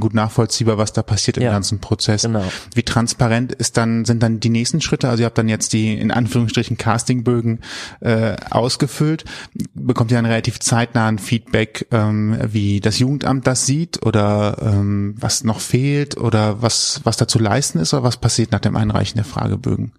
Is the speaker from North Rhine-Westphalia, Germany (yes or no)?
yes; Cologne, North Rhine-Westphalia, Germany; man ist ja als Kölner oft immer nur in den Kerngebieten unterwegs